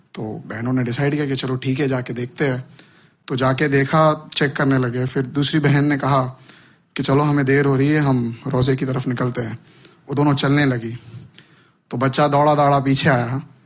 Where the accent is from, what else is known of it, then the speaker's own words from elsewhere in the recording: India; मैं हिंदुस्तान में जन्मा हूँ